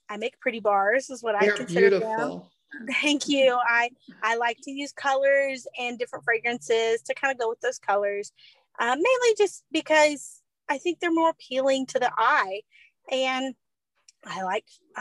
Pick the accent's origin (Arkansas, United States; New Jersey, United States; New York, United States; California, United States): Arkansas, United States; Izard County; also born or lived in Baxter County, Arkansas; I grew up in Izard County, and then we moved to Baxter County after college.